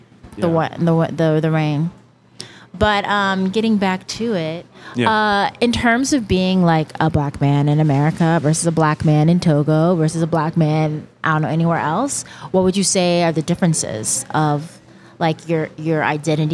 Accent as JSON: {"language": "English", "region": "Texas", "country": "United States", "tie": "born or raised there", "also_born_or_lived": "Boston / Dallas", "moved": "as an adult", "lives_now": "New York, United States", "said": "I was born in Texas"}